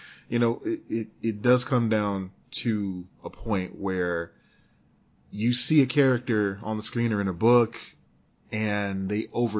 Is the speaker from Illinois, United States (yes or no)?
yes; Chicago, Illinois, United States; he was a young black man growing up in Chicago just like me around the same time I was growing up.